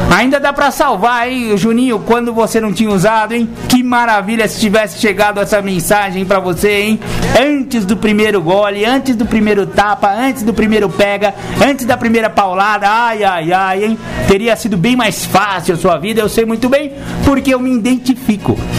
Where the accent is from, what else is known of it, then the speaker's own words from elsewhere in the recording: São Paulo, Brazil; also born or lived in Mato Grosso do Sul; No caso de São Paulo, que foi a cidade onde eu cresci, nasci. Não, na verdade eu nasci lá no, Rio, eh, Mato Grosso do Sul. Só que eu cresci com 15 dias de idade, eu já estava em São Paulo, então eu posso me considerar um paulistano